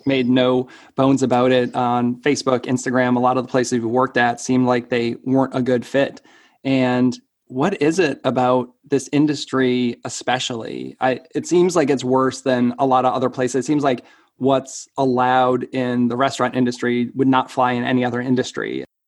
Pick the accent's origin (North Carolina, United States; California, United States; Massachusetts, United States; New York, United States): Massachusetts, United States; Marlborough; I'm from Marlborough, which is, you know, like an hour